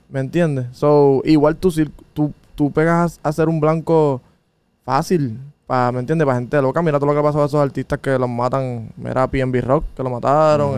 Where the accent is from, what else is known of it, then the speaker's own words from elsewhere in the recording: Puerto Rico; moved away as an adult; also born or lived in New York, United States; yo soy un boricua. De los boricuas que no se la queremos dar a nadie.